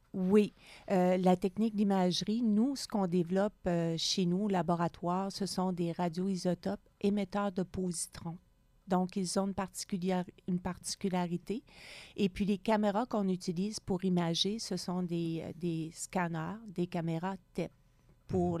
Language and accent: French; Gaspésie, Quebec, Canada; moved away as an adult; also born or lived in Montreal; now in Sherbrooke, Canada; Je viens de la Gaspésie, loin